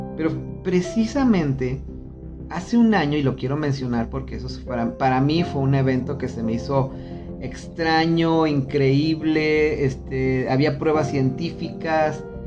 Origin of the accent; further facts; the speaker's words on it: Mexico; todos como mexicanos nos ayudamos